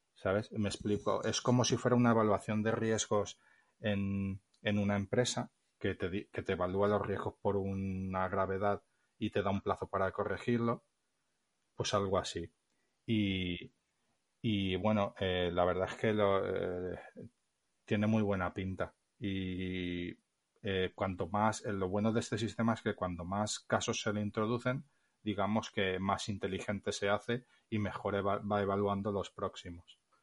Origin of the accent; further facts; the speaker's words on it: Valencia, Valencian Community, Spain; yo soy de Valencia, pero vivo en un pueblo a las afueras